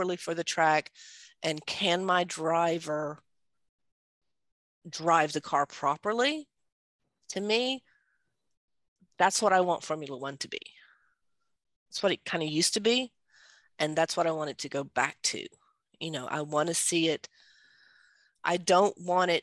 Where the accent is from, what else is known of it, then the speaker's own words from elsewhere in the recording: Georgia, United States; moved away as an adult; now in Netherlands; I'm from Georgia.